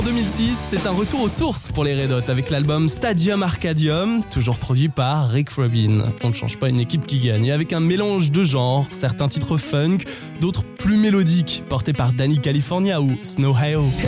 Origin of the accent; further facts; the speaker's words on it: France; chez nous en France